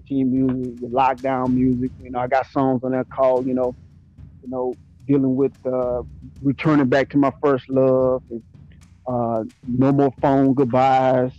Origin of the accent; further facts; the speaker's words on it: Mobile, Alabama, United States; I'm from Mobile, Alabama. You know what I'm saying? From the rough streets of Alabama, the bottom